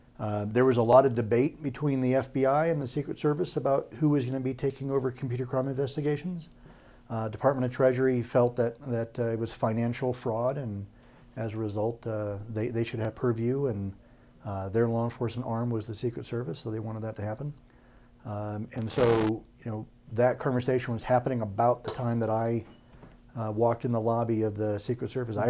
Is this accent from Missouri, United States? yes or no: no; Spokane, Washington, United States; born there; also born or lived in Idaho / Iowa; I'm from everywhere. I was born in Spokane, Washington. My dad was in the Air Force